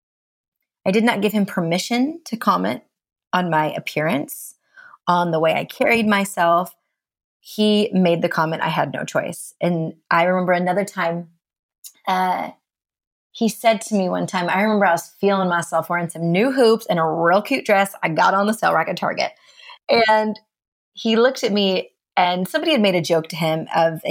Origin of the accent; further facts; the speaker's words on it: India; now in Seattle, United States; I'm East Indian, an immigrant